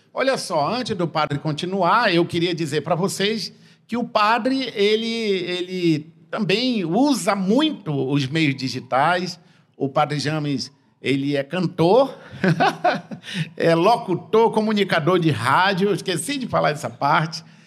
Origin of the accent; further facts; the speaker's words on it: Tefé, Amazonas, Brazil; eu cresci, eu sou de Tefé no interior